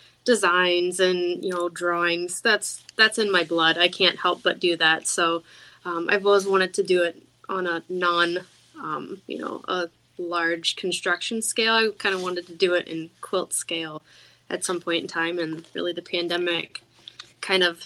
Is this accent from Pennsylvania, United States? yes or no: yes; Pennsylvania, United States; I grew up in Amish country or near Amish country